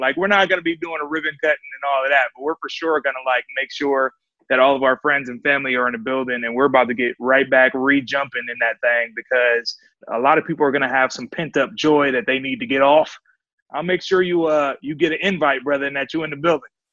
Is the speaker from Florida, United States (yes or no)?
no; Oakland, California, United States; from Havens Court, right between East 14th and MacArthur